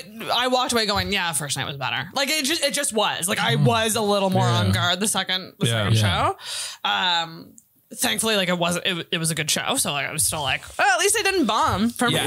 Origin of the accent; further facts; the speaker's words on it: Antigonish, Nova Scotia, Canada; moved away; go to my hometown